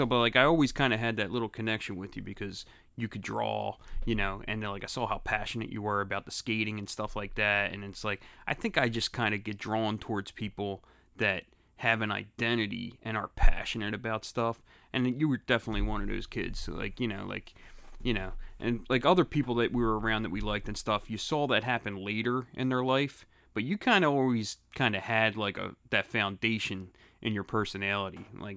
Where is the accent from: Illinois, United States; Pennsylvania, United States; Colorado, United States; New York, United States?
Pennsylvania, United States; Philadelphia; Yeah, I'm from Grace Ferry.